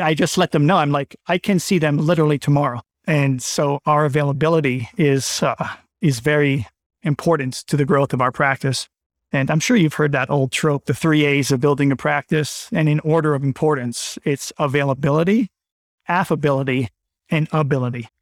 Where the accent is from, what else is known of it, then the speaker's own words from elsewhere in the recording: Bethesda, Maryland, United States; moved away as an adult; also born or lived in Pittsburgh / Miami; now in Winchester, United States; I'm from Bethesda, Maryland, middle-income family, Born and raised Maryland